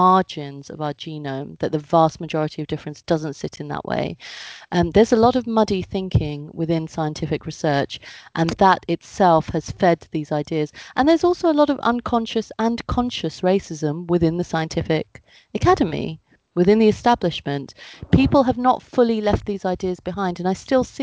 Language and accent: English; United Kingdom; I am of Indian heritage. My parents were born in India. I was born in the UK.